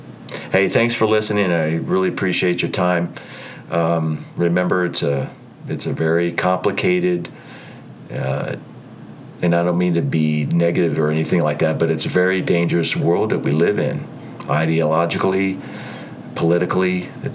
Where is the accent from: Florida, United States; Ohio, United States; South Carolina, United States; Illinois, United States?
Ohio, United States; also born or lived in New Jersey / California / Utah / Idaho; I lived in New Jersey for 32 years. I raised my kids there. I grew up in Ohio. I lived in California. I lived in Utah before. I've lived in Idaho.